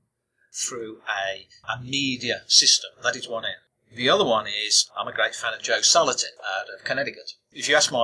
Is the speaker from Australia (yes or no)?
yes; Australia; as an Australian